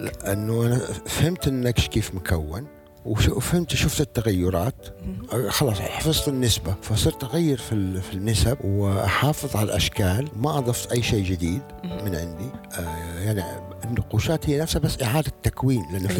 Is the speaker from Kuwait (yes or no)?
no; Eastern Province, Saudi Arabia; moved away; also born or lived in Riyadh / Jeddah; انا من اهل الشرقيه كنت والرياض بس لما جيت على جده